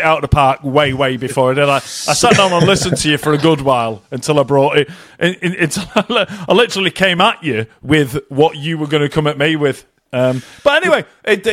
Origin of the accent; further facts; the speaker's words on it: Bury, North West England, United Kingdom; I'm from Bury. We are literally sworn in at birth to defend black pudding to the hilt